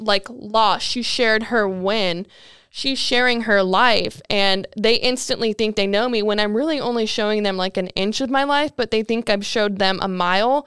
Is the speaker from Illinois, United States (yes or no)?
no; California, United States; moved away as an adult; I'm originally from California and moved out here June of 2019